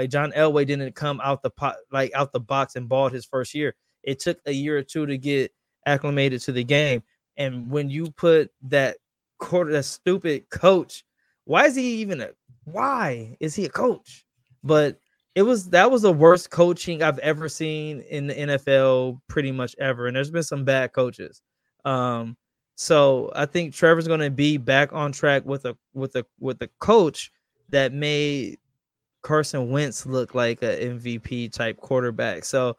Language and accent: English; Canada; Olave, I'm Canadian.